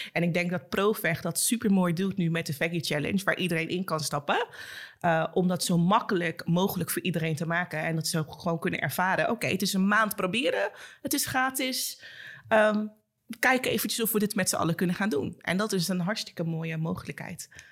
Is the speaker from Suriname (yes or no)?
yes; Suriname; zelfs als Surinaamse